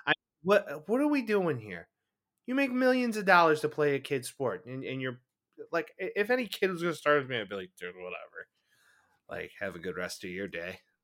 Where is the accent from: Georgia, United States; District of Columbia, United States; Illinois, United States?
Illinois, United States; Chicago; we're from Chicago